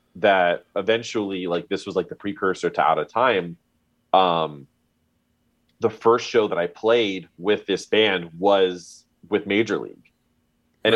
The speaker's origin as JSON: {"language": "English", "town": "Miami", "region": "Florida", "country": "United States", "tie": "born or raised there", "lives_now": "Orlando, United States", "said": "I grew up in Miami"}